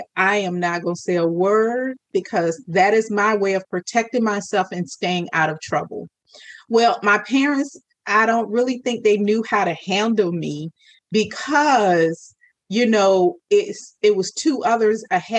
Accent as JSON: {"language": "English", "region": "Virginia", "country": "United States", "said": "I'm from Virginia"}